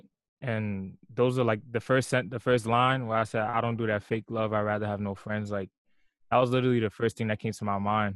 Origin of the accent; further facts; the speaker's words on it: New York, United States; also born or lived in Long Island, New York; I'm from New York. I grew up in Brooklyn. I was born and raised in Brooklyn for half of my life. And then I moved to Long Island like right before high school